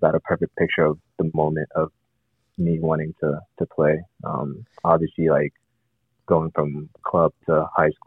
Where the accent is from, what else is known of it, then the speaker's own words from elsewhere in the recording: Columbus, Ohio, United States; I grew up in Columbus, Ohio.